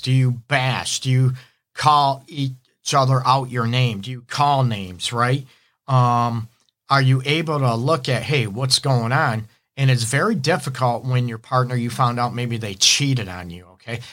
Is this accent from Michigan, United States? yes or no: yes; Detroit, Michigan, United States; I'm actually from, uh, Detroit. I'm in Metro Detroit, my offices in Southfield.